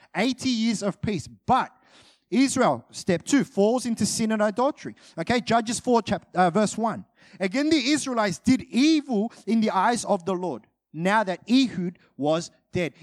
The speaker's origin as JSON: {"language": "English", "country": "Australia", "said": "I'm Australian"}